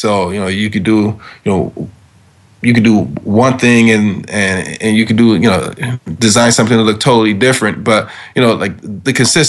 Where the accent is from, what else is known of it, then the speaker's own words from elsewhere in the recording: Detroit, Michigan, United States; moved away as an adult; now in New York, United States; I'm born and raised in Detroit